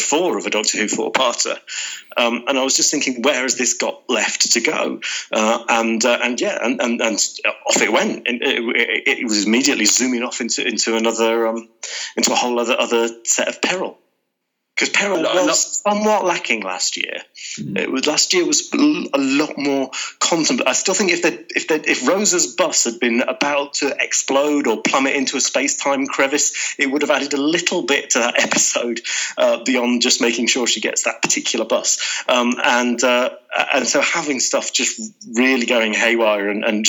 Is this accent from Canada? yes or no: no; the Midlands, England, United Kingdom; as a Midlander